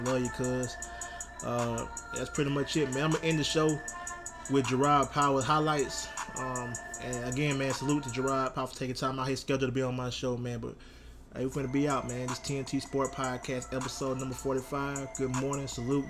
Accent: Troy, Alabama, United States; my hometown, Troy, Alabama

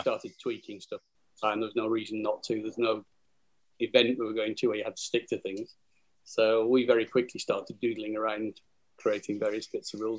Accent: Burnley, North West England, United Kingdom; I'm from Burnley." Where do you go to school? Burnley Grammar School

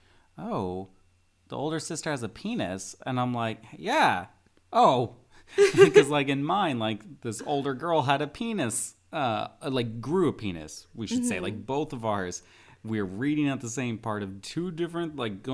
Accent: Oregon, United States; I'm from Oregon

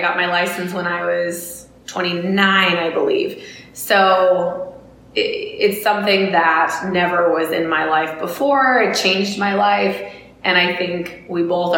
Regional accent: Illinois, United States; I'm actually from Illinois

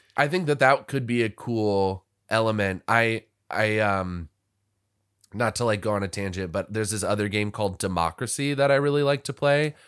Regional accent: Washington, District of Columbia, United States; now in Los Angeles, United States; I'm from Washington, D C, where we had, you know, a lot of his-, historical

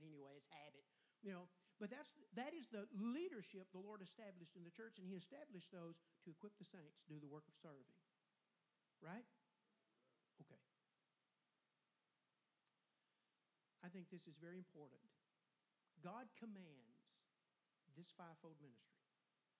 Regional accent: Longwood, United States; I'm from Longwood. I come from way back now

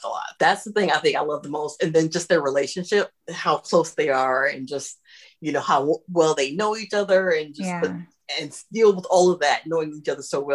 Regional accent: Ohio, United States; I was raised in Ohio, but my mother's from the South.

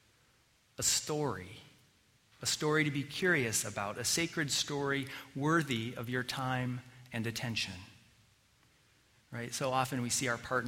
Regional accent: Colorado, United States; growing up in Colorado

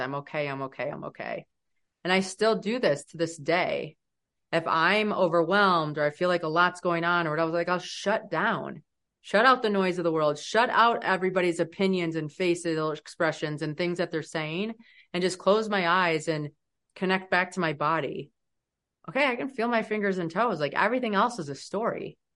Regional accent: United States; especially as an American

